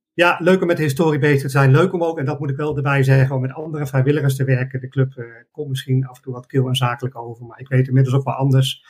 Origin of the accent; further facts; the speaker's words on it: Arnhem, Gelderland, Netherlands; ik ben een Arnhemmer eh, en eh, ik ben eh, van jongs af aan bij de club terechtgekomen